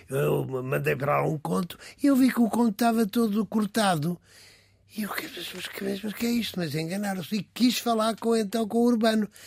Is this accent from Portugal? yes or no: yes; Aldeia Nova de São Bento, Alentejo, Portugal; moved away; also born or lived in London; sou alentejano, sou da Aldeia Nova de São Bento